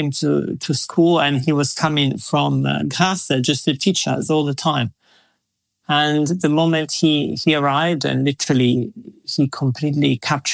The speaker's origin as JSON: {"language": "English", "town": "Verona", "region": "Veneto", "country": "Italy", "tie": "born or raised there", "also_born_or_lived": "Miami / Milan", "moved": "as an adult", "said": "I grew up in a very, very beautiful Shakespearean town called Verona."}